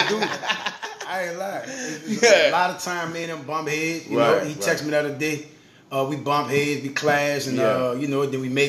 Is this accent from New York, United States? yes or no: no; New Orleans, Louisiana, United States; I do a lot of things in the community in my hometown, New Orleans.